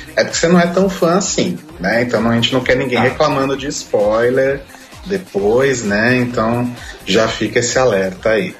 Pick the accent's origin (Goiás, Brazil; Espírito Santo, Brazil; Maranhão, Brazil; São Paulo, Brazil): São Paulo, Brazil; sou paulistano